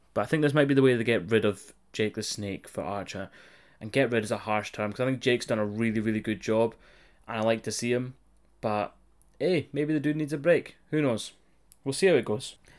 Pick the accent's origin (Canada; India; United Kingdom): United Kingdom; on this side of the pond